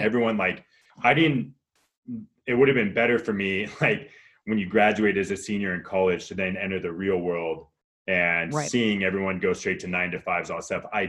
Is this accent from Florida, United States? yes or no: no; Marin County, California, United States; also born or lived in Sacramento; So I grew up in like San Francisco, right outside of like across the Golden Gate Bridge in Marin County, and then high school in Sacramento.